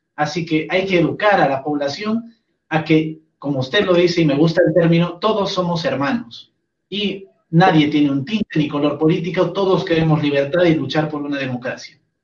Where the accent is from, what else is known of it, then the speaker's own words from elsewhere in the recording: Bolivia; Como boliviano que soy